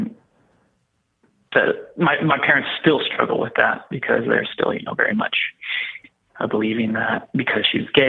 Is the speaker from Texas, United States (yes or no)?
yes; Texas, United States; born or raised there